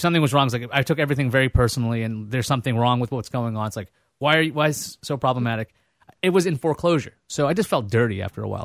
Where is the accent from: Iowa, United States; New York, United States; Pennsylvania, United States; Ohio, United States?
New York, United States; New York City; moved away as an adult; also born or lived in Boston / Connecticut / Vermont; I grew up in Queens